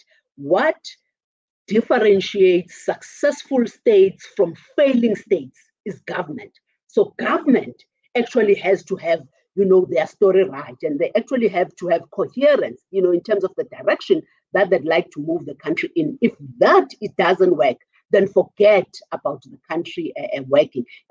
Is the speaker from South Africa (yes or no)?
yes; South Africa; as a South African economy